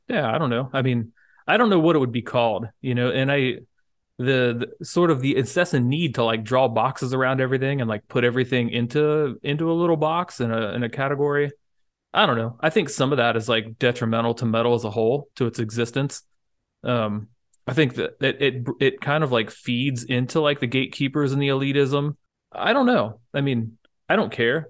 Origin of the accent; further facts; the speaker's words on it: United States; as an American